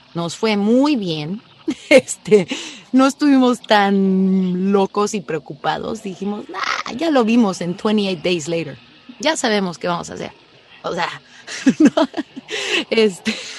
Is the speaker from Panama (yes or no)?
no; Mexico; moved away; me fui de México hace tantos años